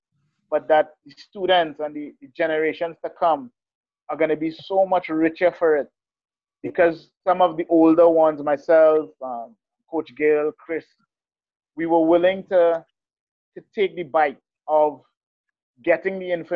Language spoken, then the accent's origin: English; Trinidad & Tobago; now in Utah, United States; I'm Trinidad.